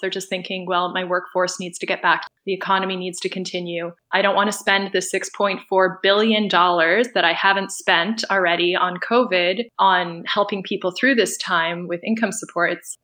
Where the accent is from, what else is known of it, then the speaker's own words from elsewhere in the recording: Toronto, Ontario, Canada; I'm an artist from Toronto